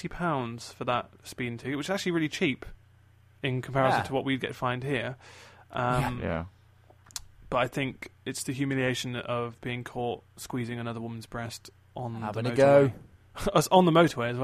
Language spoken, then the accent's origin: English; Australia; I'm actually from Australia.